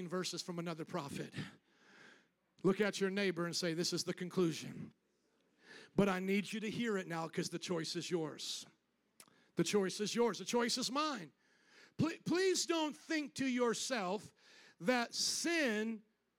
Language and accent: English; the South, United States; We're both from the South